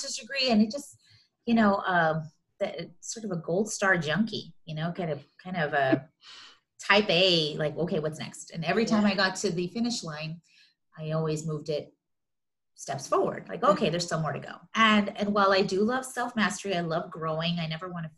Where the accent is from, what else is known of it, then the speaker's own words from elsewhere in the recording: Los Angeles, California, United States; also born or lived in Riverside County, California; I've grown up in Southern California my whole life, born and raised, and mostly in the LA Basin area